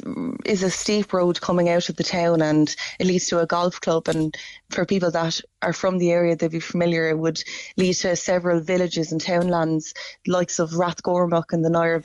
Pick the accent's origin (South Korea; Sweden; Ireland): Ireland; Mooncoin, County Kilkenny; I'm from Mooncoin myself.